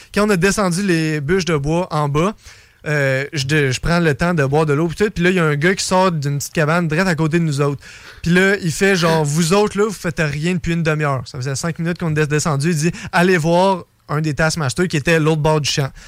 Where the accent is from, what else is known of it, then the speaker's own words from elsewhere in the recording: Canada; je suis canadien